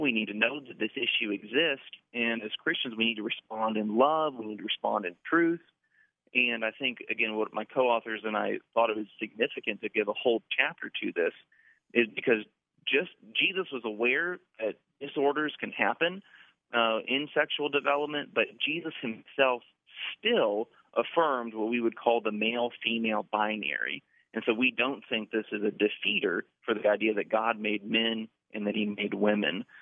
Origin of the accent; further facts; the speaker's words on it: Orlando, Florida, United States; I'm from Orlando, so that's part of my identity. I'm from Orlando